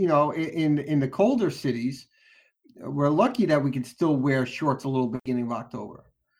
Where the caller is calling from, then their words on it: Orlando, Florida, United States; I am actually calling from Orlando.